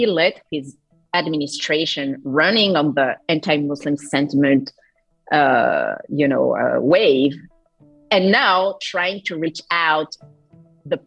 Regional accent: France

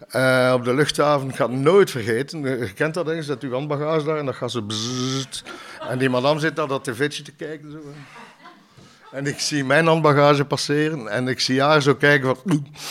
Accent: Ghent, Flanders, Belgium; ik ben zelf van Ledenberg

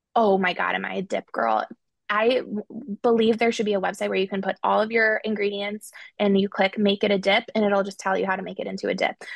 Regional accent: Chicago, Illinois, United States; I'm from Chicago

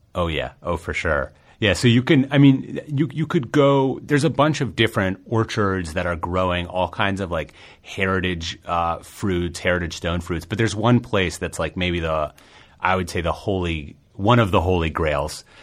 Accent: New York, United States; as a New Yorker

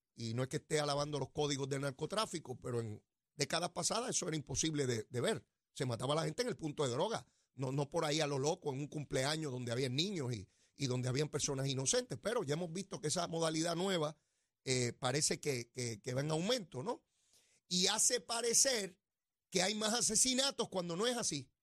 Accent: Puerto Rico; nuestra identidad como ciudadanos americanos y puertorriqueños

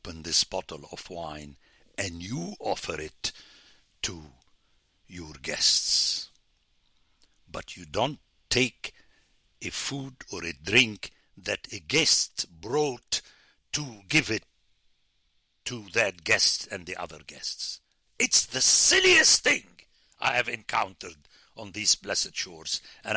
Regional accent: Beirut, Lebanon; now in United States; I come from the Middle East of my time

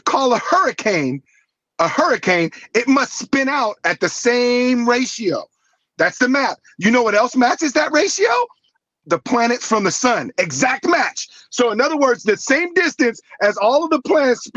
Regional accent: Santa Monica, California, United States; also born or lived in New York City; I grew up in the Santa Monica, Venice area

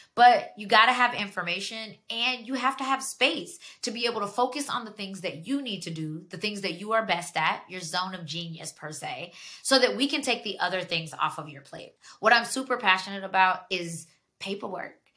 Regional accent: Georgia, United States; moved away as an adult; now in Washington, D.C., United States; I'm from Georgia. I lived down there for 17 years before I made the leap to move to DC

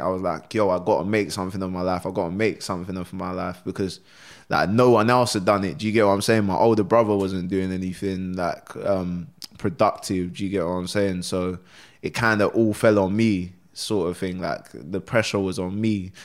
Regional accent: London, United Kingdom; also born or lived in Sierra Leone / Germany; we, um, moved to Crystal Palace, innit? There's an area in London, South London, Crystal Palace

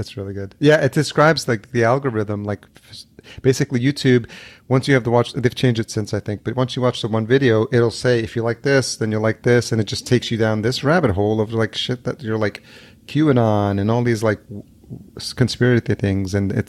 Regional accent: El Salvador; born there; I was born in El Salvador, but I don't look like Salvadorians because they're just like shorter.

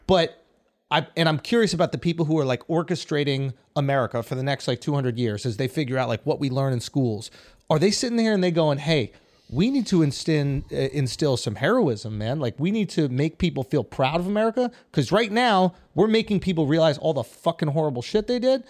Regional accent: New York, United States; I'm from New York.

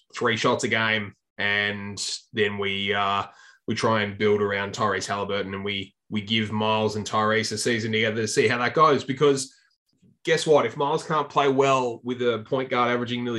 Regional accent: Tasmania, Australia; the Tasmania Jack Jumpers, my hometown team

